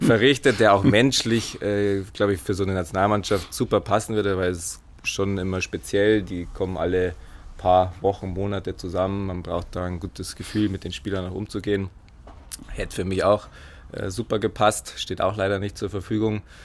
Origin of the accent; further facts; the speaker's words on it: Fischbachau, Bavaria, Germany; Sportfreunde für Spar, meine Heimat, äh, mein Heimatverein